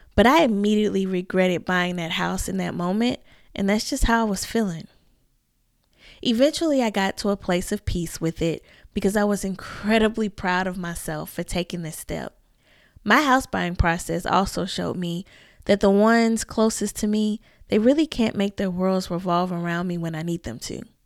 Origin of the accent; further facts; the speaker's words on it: the South, United States; I'm a Southern girl living in my hometown, and the new locals here call me a unicorn.